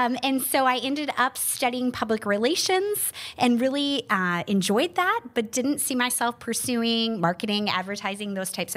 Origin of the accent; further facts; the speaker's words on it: Lincoln-Way District, Illinois, United States; So I grew up in Lincoln Ways District, where it was a comprehensive high school of over 5,000 students